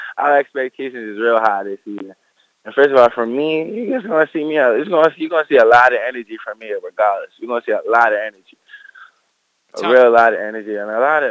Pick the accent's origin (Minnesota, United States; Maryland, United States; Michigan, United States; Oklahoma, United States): Maryland, United States; Baltimore; also born or lived in Edgewood, Maryland; originally I'm from Baltimore